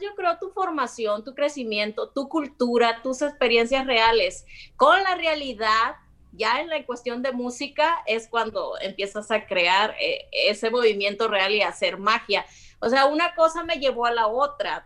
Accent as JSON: {"language": "Spanish", "region": "Sinaloa", "country": "Mexico", "tie": "born or raised there", "moved": "as an adult", "said": "soy sinaloense"}